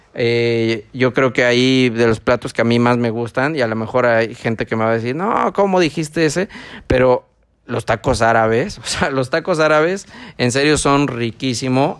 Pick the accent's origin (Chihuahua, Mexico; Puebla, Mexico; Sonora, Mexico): Puebla, Mexico; San Martín Texmelucan; now in Ecuador; donde yo soy, que es San Martín